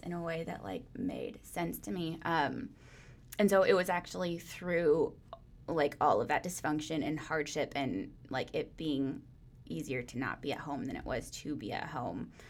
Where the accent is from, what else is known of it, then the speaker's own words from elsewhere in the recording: Phillips, Wisconsin, United States; also born or lived in Woodruff, Wisconsin; my family moved to Phillips, Wisconsin. So, uh, that is a very small town up in the middle of nowhere. There are lots of beautiful lakes there, though.